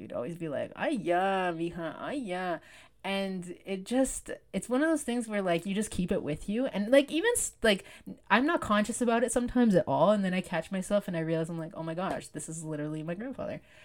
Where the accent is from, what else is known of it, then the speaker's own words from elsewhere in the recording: Canada; I was born in Canada